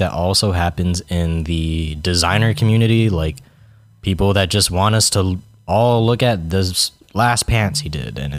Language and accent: English; Virginia, United States; born there; I was born in Virginia.